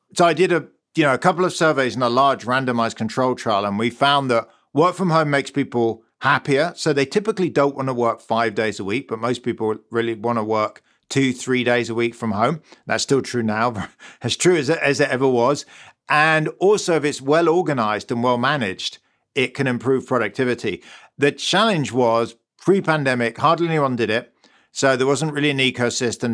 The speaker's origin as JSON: {"language": "English", "region": "London", "country": "United Kingdom", "tie": "born or raised there", "accent": "British", "moved": "as an adult", "lives_now": "Stanford, United States", "said": "You can probably hear I'm British. I grew up in London."}